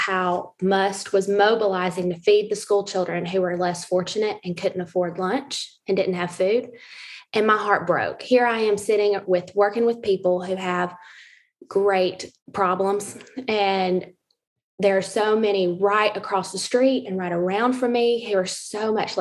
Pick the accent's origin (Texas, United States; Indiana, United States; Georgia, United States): Georgia, United States; Marietta; I, like Eric, grew up here in the area. I'm from Marietta, Georgia.